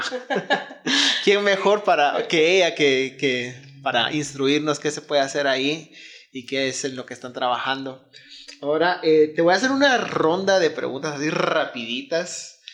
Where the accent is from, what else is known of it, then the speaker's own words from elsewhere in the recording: Guatemala; siendo todos guatemaltecos